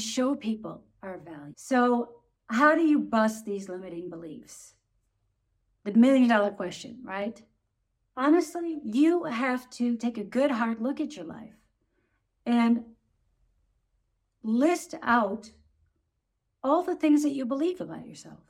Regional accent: United States; moved away as an adult; now in Germany

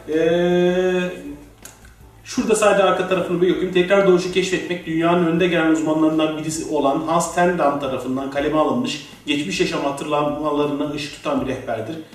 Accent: Mersin, Turkey; Ben de Mersinliyim

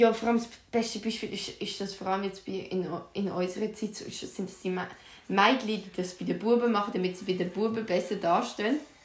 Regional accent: Aargau, Switzerland

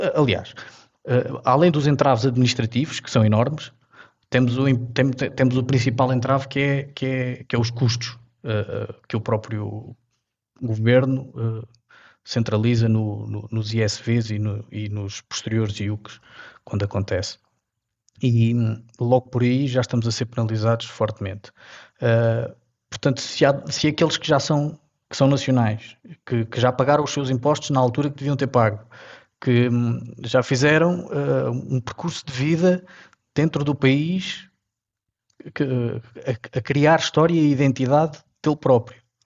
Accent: Castelo Branco, Portugal; saímos aqui de Castelo Branco para um passeio eu era miúdo, tinha uns, uns 10 anos

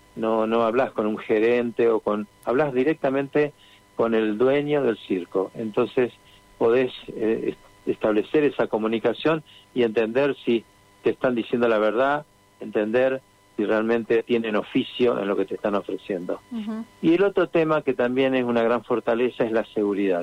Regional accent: Santa Fe, Argentina; en caso de mi familia hace ya 28 años, me preguntaban, pero ¿qué va a hacer alguien en Santa Fe?

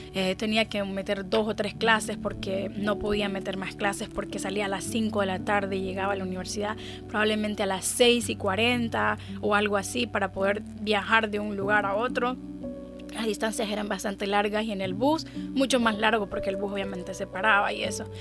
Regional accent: Honduras; moved away as an adult; now in United States; yo vivo en Estados Unidos hace cinco años, pero yo nací en Honduras. Ah, Honduras es un país maravilloso. Viví en Honduras por 26 años de mi vida

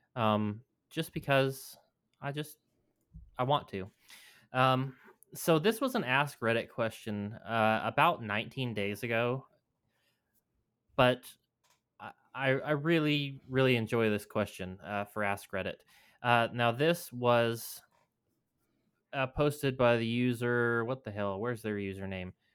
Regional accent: New Mexico, United States; New Mexico, my home state

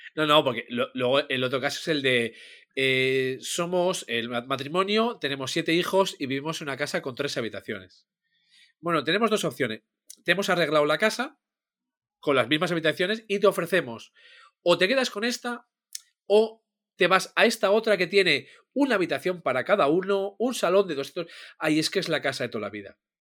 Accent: Asturias, Spain; los que sabemos hacerlo somos los asturianos

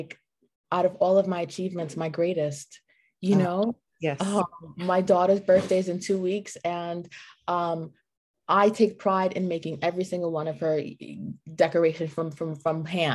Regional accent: New York City, New York, United States; moved away as an adult; now in South Florida, United States; I'm originally from New York City, born and raised, lived my whole life

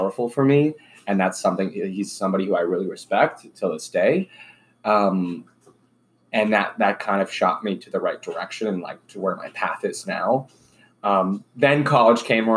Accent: Miami, Florida, United States; I was born and raised in Miami

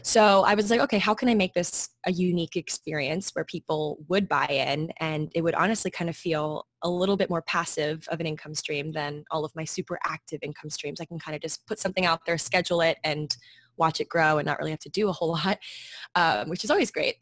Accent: Maryland, United States; moved away as an adult; now in New York, United States; I grew up in Maryland.

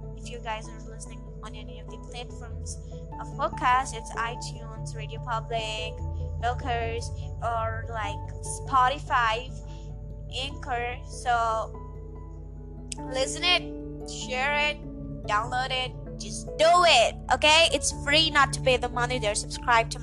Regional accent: India; accent: Indian and American mixture; I'm also an Indian

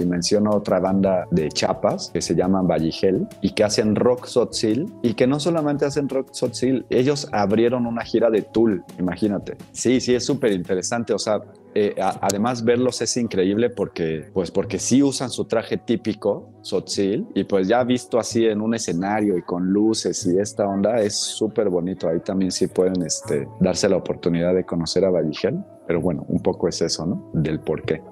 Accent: Mexico; nosotros somos mexicanos

